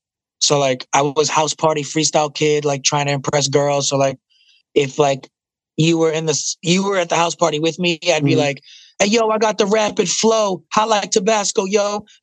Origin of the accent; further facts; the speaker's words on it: Puerto Rico; My accent, I don't like that drink Malta. I hate it. So that makes me less Puerto Rican.